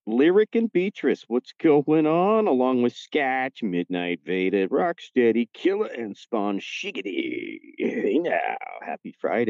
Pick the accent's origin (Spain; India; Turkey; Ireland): Ireland; I call it Luigi, except I'm Irish, so it makes it kind of funny.